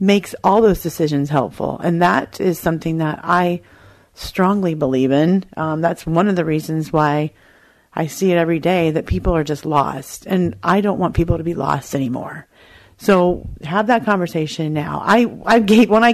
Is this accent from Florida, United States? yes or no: no; Colorado, United States; I'm from Colorado